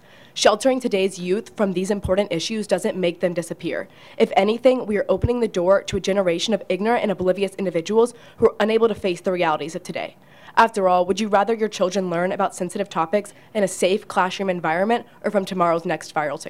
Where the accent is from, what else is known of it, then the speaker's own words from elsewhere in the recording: Williamson County, Tennessee, United States; I grew up in Williamson County